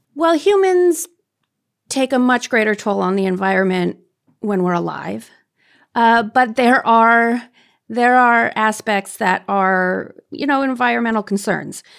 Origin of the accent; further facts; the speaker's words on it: Canada; I'm Canadian